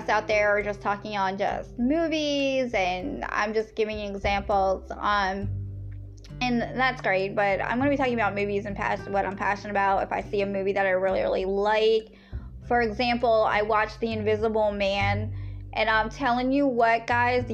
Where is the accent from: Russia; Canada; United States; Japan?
United States; Lancaster, Pennsylvania; I am definitely from Pennsylvania. Yes, where the Amish is, out there in the Lancaster